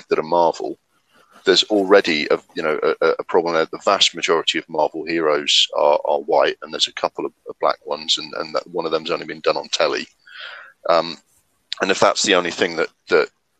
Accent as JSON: {"language": "English", "town": "Sunderland", "region": "North East England", "country": "United Kingdom", "tie": "born or raised there", "said": "my hometown, Sunderland"}